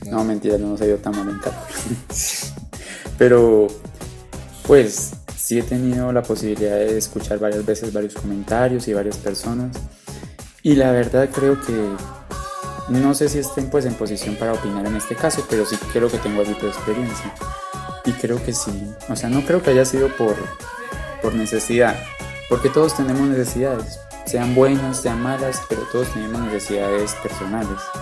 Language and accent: Spanish; Sogamoso, Boyacá, Colombia; Yo soy de Sogamoso, Boyacá. Toda mi vida he vivido allá.